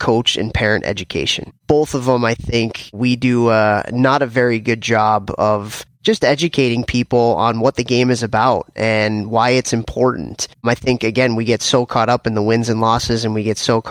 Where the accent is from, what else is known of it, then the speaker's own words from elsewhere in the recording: Chicago, Illinois, United States; moved away; I grew up in Chicago and grew up in a hockey family